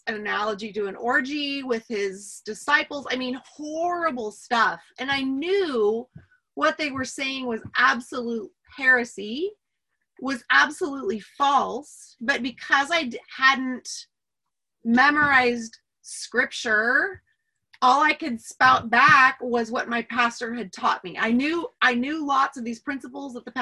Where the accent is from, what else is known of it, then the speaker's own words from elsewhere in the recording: Medford, Oregon, United States; I'm actually from Oregon. And I grew up in a little Medford, little town in Oregon